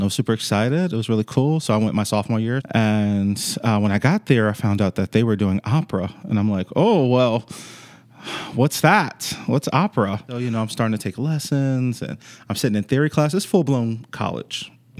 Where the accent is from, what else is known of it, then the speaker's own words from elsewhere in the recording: New York City, New York, United States; also born or lived in Chesapeake, Virginia; So I'm actually originally from New York City, from the Bronx. And when I moved to Virginia, I moved to Chesapeake, Virginia.